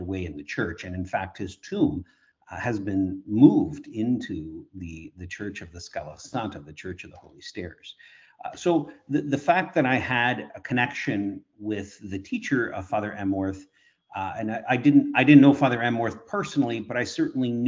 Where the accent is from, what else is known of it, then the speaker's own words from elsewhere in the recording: Kitchener, Ontario, Canada; I was born in Kitchener, Ontario.